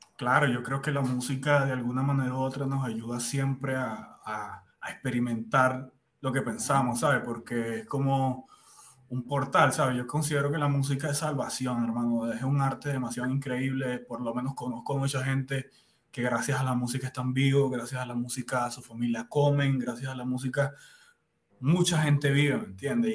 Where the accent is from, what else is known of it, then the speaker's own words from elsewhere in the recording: Cumaná, Sucre, Venezuela; moved away as an adult; also born or lived in Margarita Island, Venezuela; now in Colombia; Yo vengo de la costa de Venezuela, del oriente del país. Cumaná